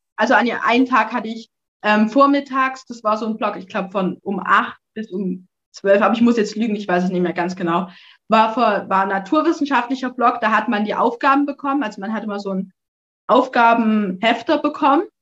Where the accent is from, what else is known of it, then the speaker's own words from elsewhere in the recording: Erzgebirge, Saxony, Germany; ich komme aus dem Erzgebirge